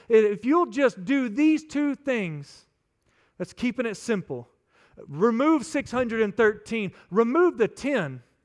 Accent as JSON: {"language": "English", "region": "West Texas", "country": "United States", "said": "I'm from West Texas, and out there we like to keep it simple"}